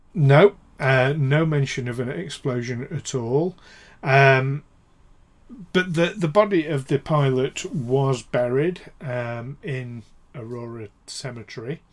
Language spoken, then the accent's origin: English; United Kingdom; with us being British and in Britain